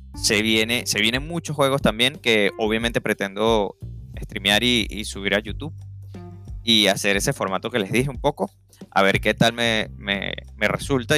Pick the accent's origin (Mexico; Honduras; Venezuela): Venezuela; moved away as an adult; now in United States; soy venezolano. Vivía en Venezuela, obviamente, por mucho tiempo